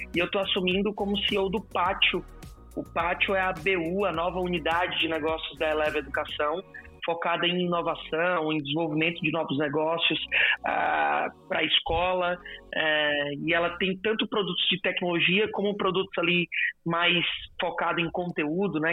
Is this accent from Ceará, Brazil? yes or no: yes; Fortaleza, Ceará, Brazil; eu sou de Fortaleza